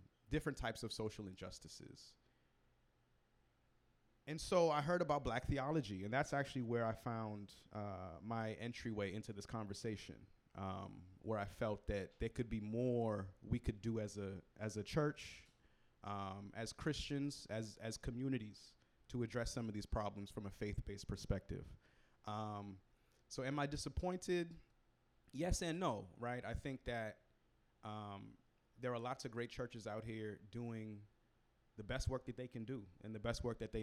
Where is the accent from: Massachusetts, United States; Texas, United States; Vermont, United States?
Massachusetts, United States; Boston; I grew up in Roxbury, Massachusetts, Roxbury, Boston, Massachusetts, historically Black neighborhood, poor Black neighborhood